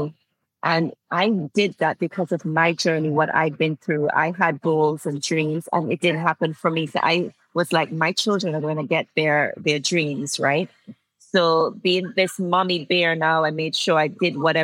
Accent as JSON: {"language": "English", "country": "Antigua & Barbuda", "said": "I'm from Antigua and Barbuda, and it's just a small little island in the Caribbean"}